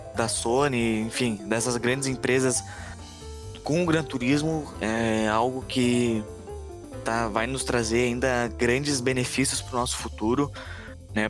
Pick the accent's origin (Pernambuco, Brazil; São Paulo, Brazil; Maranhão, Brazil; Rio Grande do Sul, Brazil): Rio Grande do Sul, Brazil; Canoas; eu sou residente de Canoas, aqui no Rio Grande do Sul.